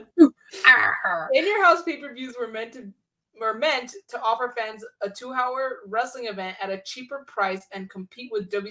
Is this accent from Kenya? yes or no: no; Texas, United States; I'm from Texas